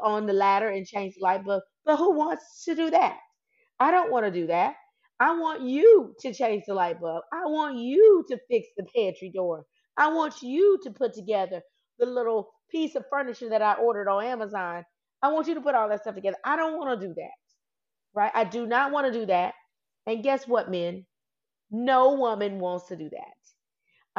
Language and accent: English; the South, United States; I'm from the South. I'm Southern